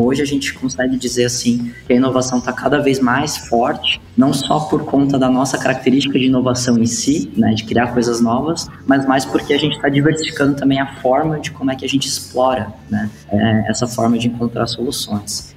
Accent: Curitiba, Paraná, Brazil; now in Blumenau, Brazil; sou curitibano, mas moro em Blumenau hoje.

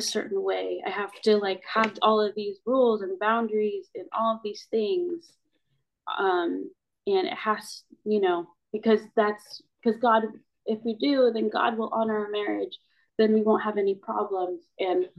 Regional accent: United States; I am Filipino and I'm a Filipino American as well

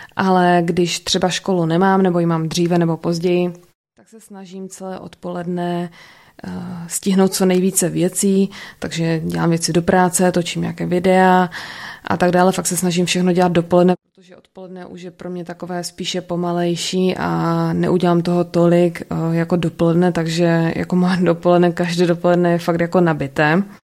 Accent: Ostrava, Moravian-Silesian Region, Czechia; also born or lived in United States; jsem z Ostravy, narodila jsem se tady a bydlím tady

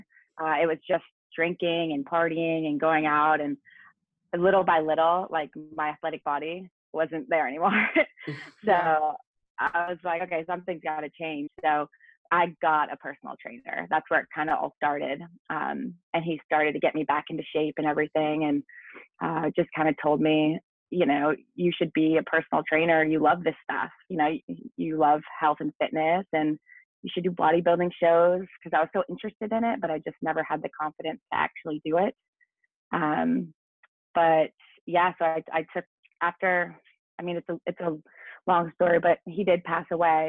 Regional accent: Maine, United States; moved away as an adult; now in South Florida, United States; I'm originally from Maine. So I live in South Florida now

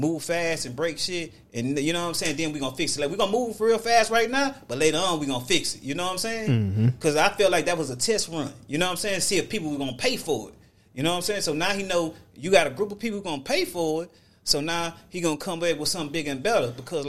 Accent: Texas, United States; I'm from Texas.

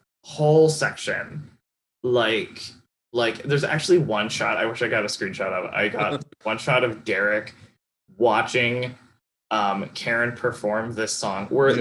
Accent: Iowa, United States; but I'm from Iowa. No one in Iowa has sex.

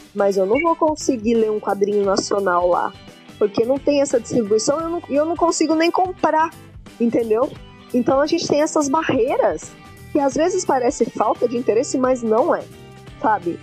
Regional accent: São Paulo, Brazil; Eu sou de São Paulo, moro em São Paulo, morei em São Paulo a vida inteira

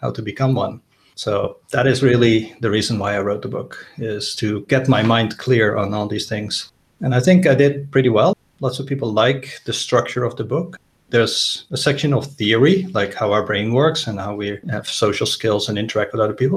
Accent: Netherlands; moved away as an adult; also born or lived in United States; I'm originally Dutch. I grew up in the Netherlands, did my computer science degree there and a PhD. I lived about half of my life in the US

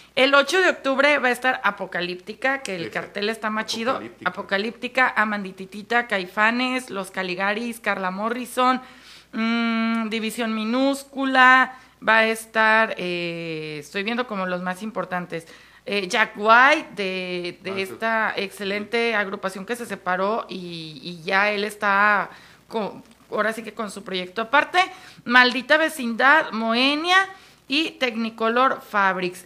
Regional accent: Mexico; así somos los mexicanos

